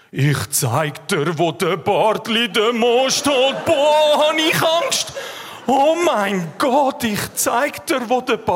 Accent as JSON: {"language": "German", "country": "Switzerland", "said": "Ich bin Schweizer."}